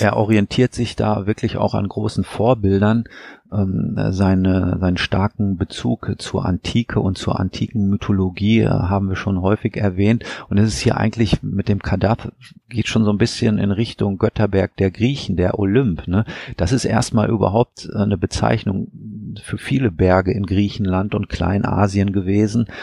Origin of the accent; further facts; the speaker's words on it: Weserbergland, Lower Saxony, Germany; moved away; meine Heimat, das Weserbergland